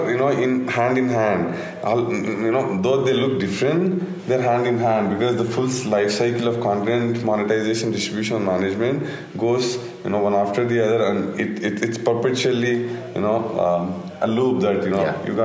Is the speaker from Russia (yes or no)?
no; India; we are from India